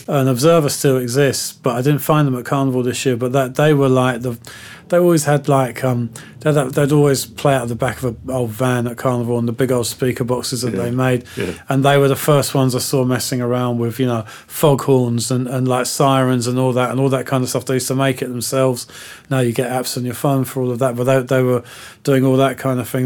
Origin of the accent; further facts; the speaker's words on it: London, United Kingdom; growing up in West London at that time